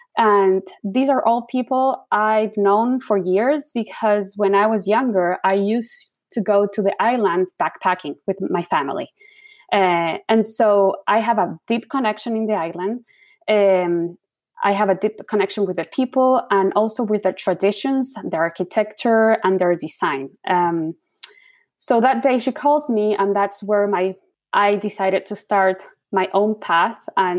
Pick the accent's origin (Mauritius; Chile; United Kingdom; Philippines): Chile; moved away as an adult; now in United States; I was born and raised in Chile. I have an American mom, a Chilean dad. So I was always exposed with the American culture and the Chilean culture.